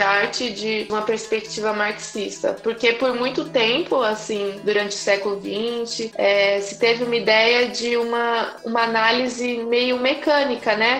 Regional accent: São Paulo, Brazil; eu sou de São Paulo, estudante de letras

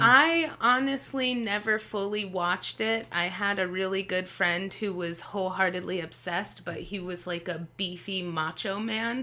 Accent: Las Vegas, Nevada, United States; I was born and raised in Las Vegas

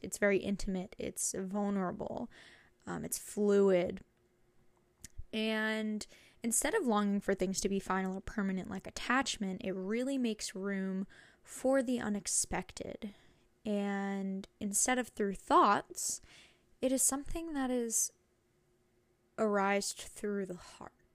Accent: New Jersey, United States; moved away as an adult; now in Connecticut, United States; I'm from New Jersey, and this is my first time, like, moving out of state

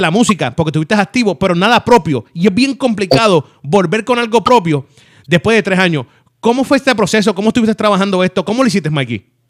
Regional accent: Puerto Rico; así somos los boricuas

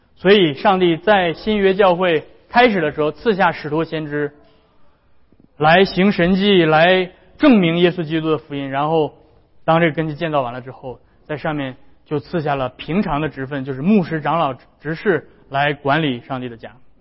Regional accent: China; 我们中国人也非常讲究这个家族， 非常讲究家人的和睦

